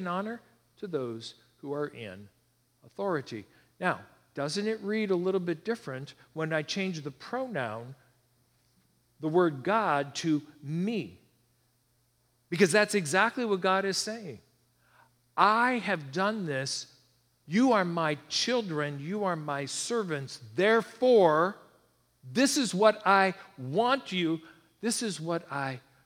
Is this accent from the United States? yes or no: yes; United States; I feel blessed to be born here